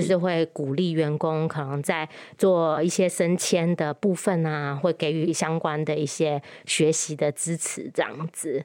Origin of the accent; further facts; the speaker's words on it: Penang, Malaysia; moved away as an adult; also born or lived in Taiwan / United States; now in Kaohsiung, Taiwan; 我在马来西亚长大